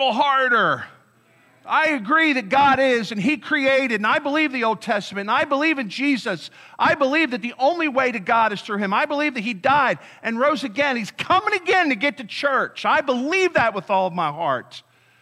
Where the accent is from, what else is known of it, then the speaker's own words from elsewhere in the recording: Delaware County, Pennsylvania, United States; I grew up in Delaware County in Pennsylvania